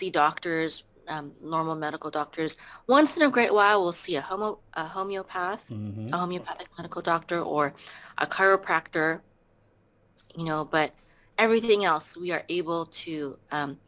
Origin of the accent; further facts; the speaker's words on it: California, United States; moved away as an adult; also born or lived in Philippines; now in Texas, United States; I was born in the Philippines, and I came to America when I was around 3 years old, and I lived in California until 2014, and then after that, I moved to Texas